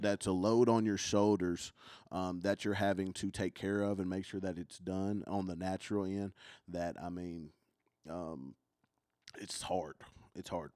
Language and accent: English; Kentucky, United States; accent: country; I'm from Kentucky